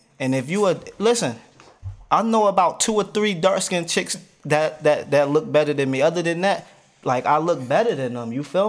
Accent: New Jersey, United States; now in Wilson, United States; I'm a Jersey boy.

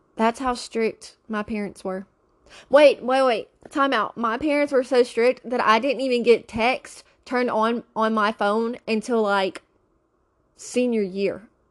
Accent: Louisiana, United States; now in Pennsylvania, United States; I'm from Louisiana

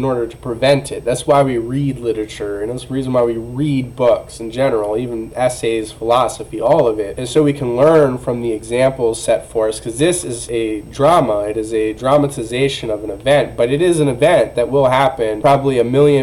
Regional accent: United States; I'm an American

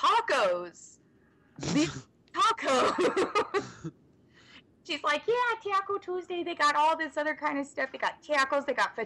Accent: the South, United States; We're from the South, you know, so it would be rude to say no.

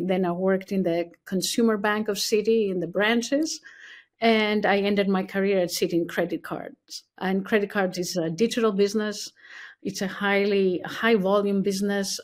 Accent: Athens, Attica, Greece; moved away as an adult; also born or lived in California; now in New York City, United States; I was born and raised in Athens, Greece

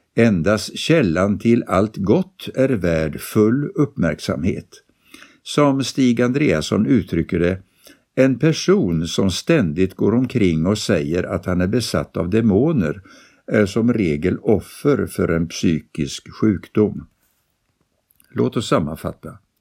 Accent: France; now in Sweden; Under min uppväxt i Frankrike på 80-talet och början av 90-talet

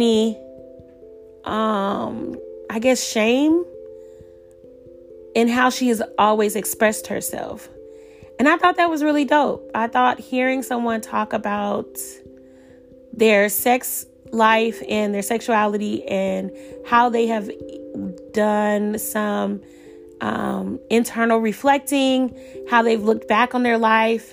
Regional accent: Atlanta, Georgia, United States; I'm from Atlanta

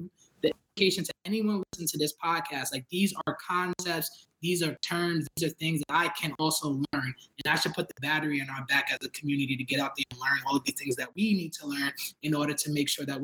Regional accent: New York City, New York, United States; I'm from Brooklyn. I'm a proud Brooklynite, right? I grew up in East New York. I grew up in Brownsville, Bushwick

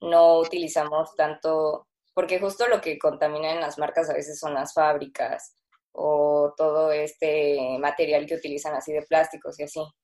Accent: Mexico City, Mexico; Eh, pues somos de la Ciudad de México, las dos.

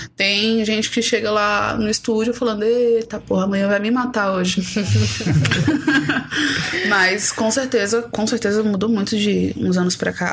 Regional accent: São Paulo, Brazil; also born or lived in Bahia; eu sou paulista. Eu Sim. sempre falei que eu tenho um pé em São Paulo e um pé na Bahia

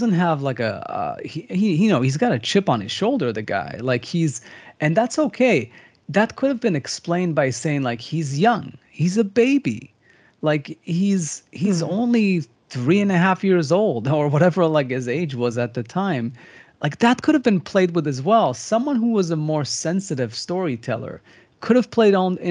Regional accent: Israel; I come from Israel.

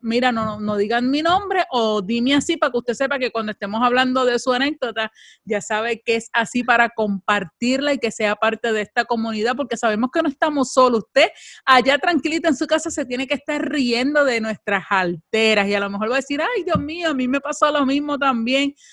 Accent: Puerto Rico; somos puertorriqueñas

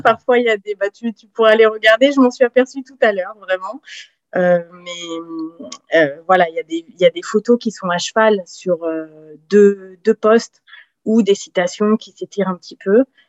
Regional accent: south-west France, France; also born or lived in French Guiana; now in Paris region, France; je suis originaire plutôt du sud de la France, sud-ouest

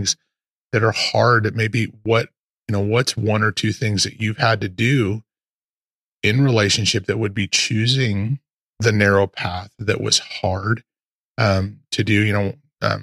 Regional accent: Post Falls, Idaho, United States; moved away as an adult; now in Texas, United States; Real Life Ministries in Post Falls was our home. It's where I was born. I was born and raised

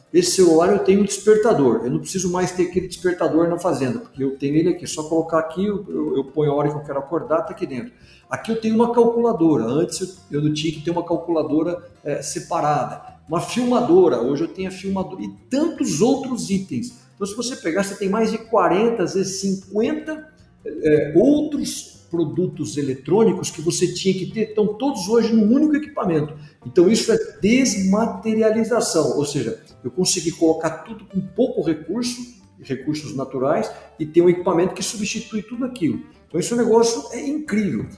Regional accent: Brazil; como brasileiros

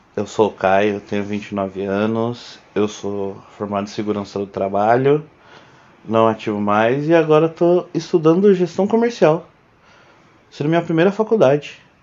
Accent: São Bernardo do Campo, São Paulo, Brazil; also born or lived in Santo André; eu sou de Bernardo, de São Bernardo do Campo. Eu nasci em Santo André, mas eu só nasci lá, nunca nem morei lá

